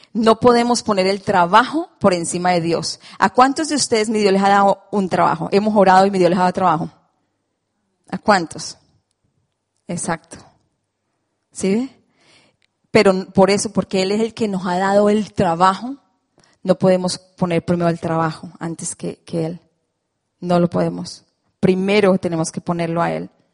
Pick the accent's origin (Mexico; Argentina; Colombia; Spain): Colombia; moved away; esa soy yo, colombiana